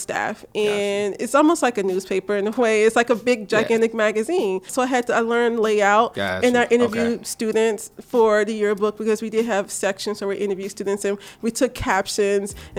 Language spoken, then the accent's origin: English; Memphis, Tennessee, United States; I'm from Memphis, Tennessee, originally. I'm born and raised.